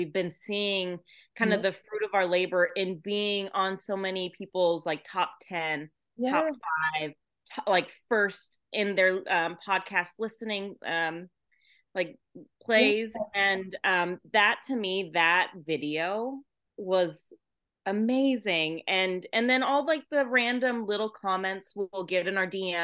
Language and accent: English; Australia; accent: Australian; my Australian accent